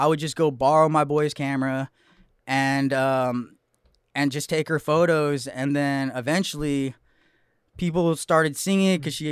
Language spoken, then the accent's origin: English; Santa Clarita, California, United States; I'm from Santa Clarita, Magic Mountain, for all of you guys that know Southern California. Northern suburbs of Los Angeles